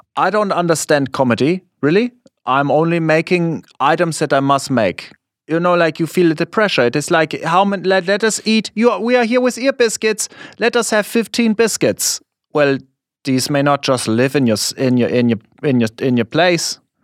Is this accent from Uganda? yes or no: no; Germany; English is a second language; moved away as an adult; now in United States; in my school, not so many people, we are liking American culture. It is it's still like this in Germany